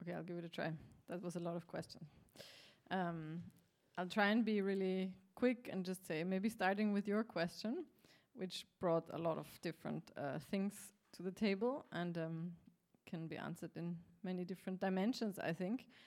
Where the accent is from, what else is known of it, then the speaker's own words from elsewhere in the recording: Austria; I'm from Austria